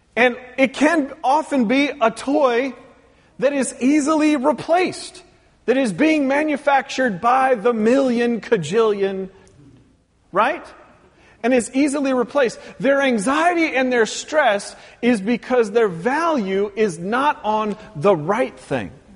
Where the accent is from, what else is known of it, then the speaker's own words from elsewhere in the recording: Pacific Northwest, United States; moved away; growing up in the Pacific Northwest